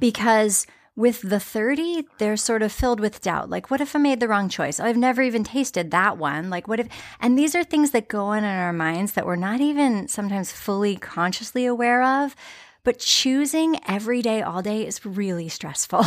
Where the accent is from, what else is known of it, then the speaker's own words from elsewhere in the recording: United States; as American consumers